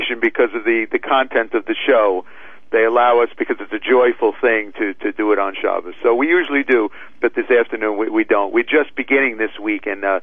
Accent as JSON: {"language": "English", "town": "New York City", "region": "New York", "country": "United States", "tie": "born or raised there", "said": "I grew up in Brooklyn"}